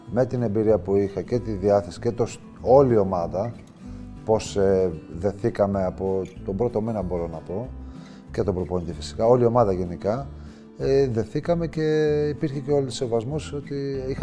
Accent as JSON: {"language": "Greek", "town": "Karditsa", "region": "Thessaly", "country": "Greece", "tie": "born or raised there", "said": "Θα γίνω δήμαρχο στην πόλη μου."}